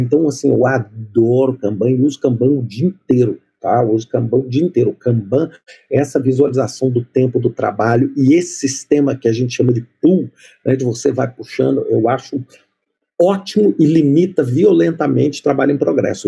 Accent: Minas Gerais, Brazil; moved away; eu sou mineiro

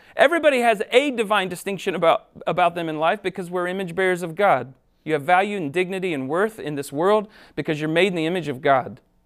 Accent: Ohio, United States; moved away as an adult; I grew up in Ohio, moved here fifteen years ago to help start Summit Church

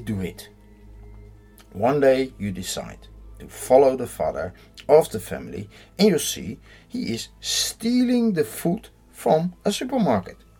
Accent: Netherlands; I'm from the Netherlands

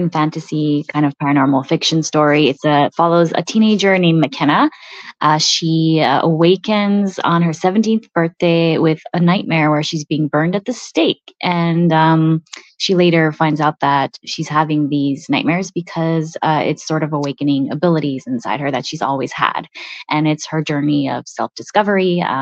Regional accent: Montreal, Quebec, Canada; first language Italian; English is a second language; me growing up in Montreal

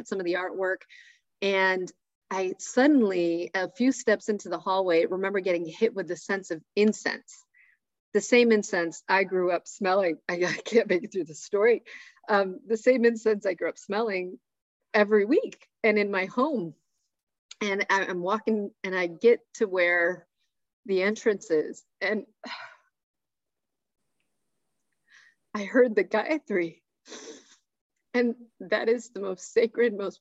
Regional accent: Syracuse, New York, United States; growing up in Syracuse

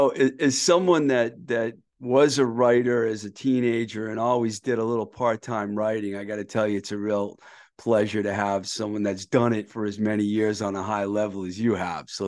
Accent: Boston, Massachusetts, United States; also born or lived in New York; I'm from Boston, but I lived in New York uh, twice.

